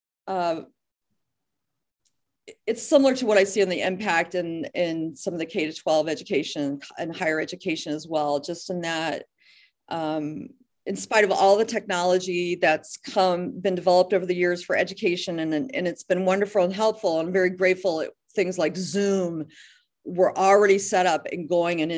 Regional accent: near Dayton, Ohio, United States; moved away as an adult; also born or lived in Columbus, Ohio / Toledo, Ohio; now in Deer Isle, Maine, United States; I came from Columbus, here from Columbus, Ohio, and I grew up near Dayton.

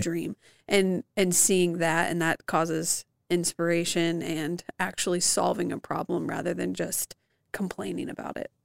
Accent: Evansville, Indiana, United States; growing up in Evansville

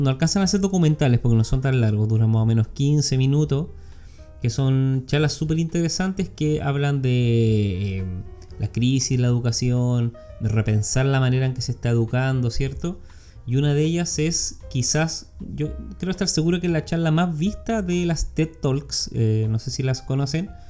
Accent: Mexico; soy una madre mexicana

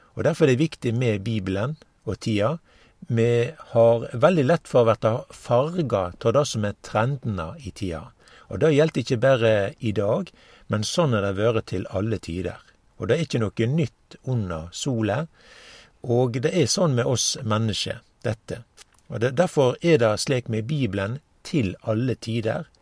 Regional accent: Norway

